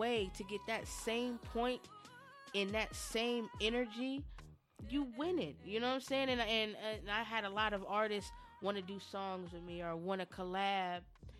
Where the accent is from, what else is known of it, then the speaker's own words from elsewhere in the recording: San Diego, California, United States; now in Dayton, United States; well, I'm in Dayton now, but we're from San Diego. California